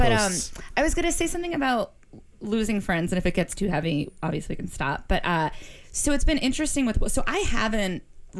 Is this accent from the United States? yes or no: yes; Boston, Massachusetts, United States